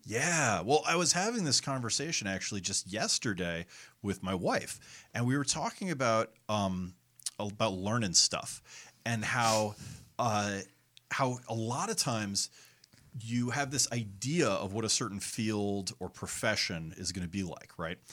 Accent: Connecticut, United States; I grew up in Connecticut

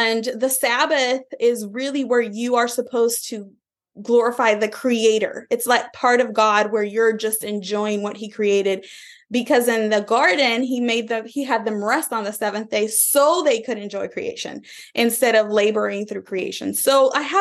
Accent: Puerto Rico; I am originally from Puerto Rico. I was born in 1979 in the beautiful island of Puerto Rico

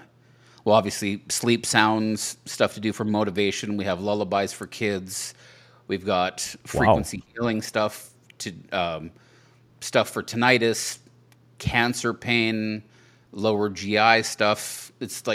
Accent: Saskatchewan, Canada; also born or lived in Vancouver, Canada; now in Nashville, United States; I grew up in Saskatchewan, and then I lived in Vancouver for a long time.

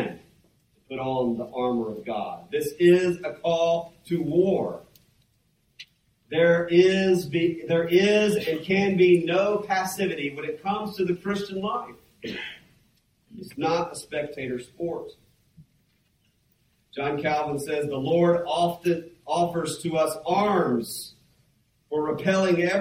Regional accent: Mississippi, United States; moved away; I'm from Mississippi, where we got lots of farmers and other type people.

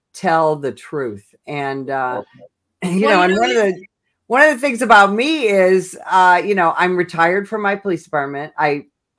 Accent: Illinois, United States; I'm born and raised in Illinois

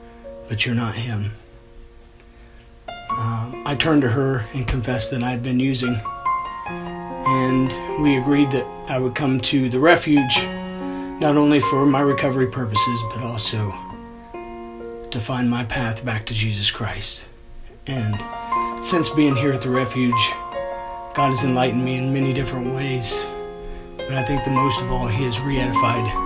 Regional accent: DeGraff, Ohio, United States; now in Galena, United States; I'm originally from DeGraff, Ohio.

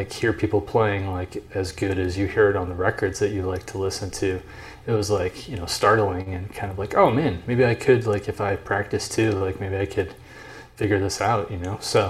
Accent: South Bend, Indiana, United States; moved away; also born or lived in Illinois; No, I didn't grow up in Illinois. Just across the border there, I grew up in South Bend, Indiana.

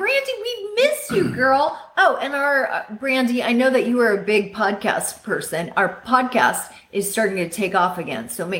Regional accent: Belleville, Kansas, United States; I'm from Belleville. Couldn't be prouder.

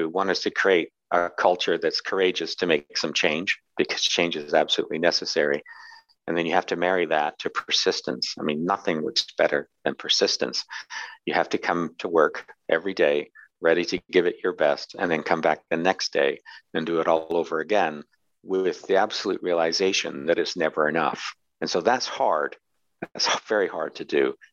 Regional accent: Glasgow, Scotland, United Kingdom; born there; also born or lived in New York City; I'm a Brit. I was born in Britain. You can't tell from my accent. I was born in Glasgow, east end of Glasgow.

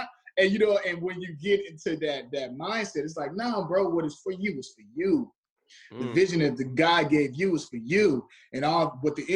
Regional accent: Chicago, Illinois, United States; moved away; I grew up on the south side, so I grew up around gang violence

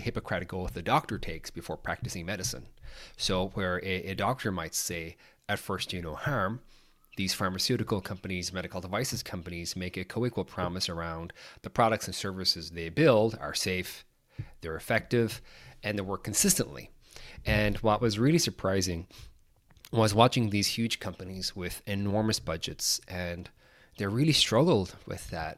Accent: Ireland; I'm from Ireland, grew up uh, there

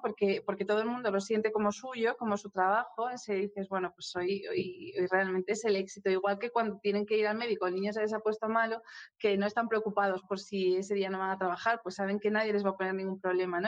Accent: Oviedo, Asturias, Spain; moved away as an adult; also born or lived in Madrid; Yo nací en Oviedo, sí, sí, me crié en Oviedo, estudié en Oviedo y, hasta los 18 años

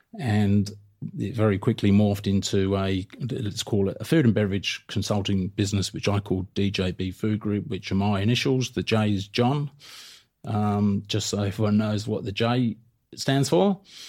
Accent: England, United Kingdom; moved away as an adult; now in Australia; So I travelled right across Europe, given I grew up in England. I worked in Portugal and France and just had an absolute great time. And then the next logical location to visit was Australia, as you do, as a POM.

